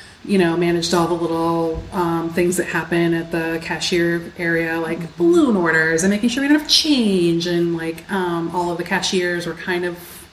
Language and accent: English; Newton, Massachusetts, United States; also born or lived in Hudson, Massachusetts; I grew up in Newton. So okay. I spent about half of my young life in Newton. And then I moved to Hudson when I was 12